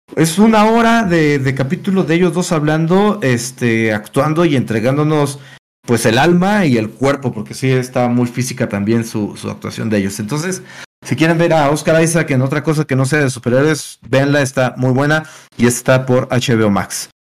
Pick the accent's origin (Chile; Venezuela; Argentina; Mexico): Mexico; como mexicanos tenemos esta tradición de eh, la lucha libre